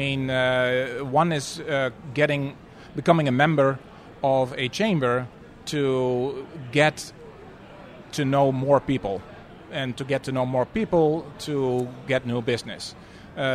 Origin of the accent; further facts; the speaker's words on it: Netherlands; moved away; a fellow Dutchman